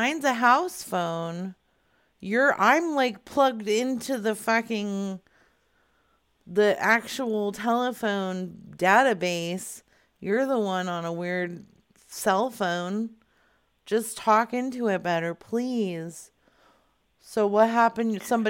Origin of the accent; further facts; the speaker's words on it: North Carolina, United States; Originally I'm from North Carolina, but...